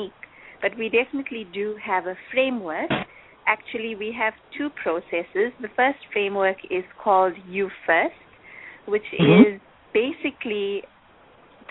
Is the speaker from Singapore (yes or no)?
no; South Africa; I'm from South Africa, as you know, and my profile in South Africa within the Brahma Kumaris is that I'm the national coordinator of youth activities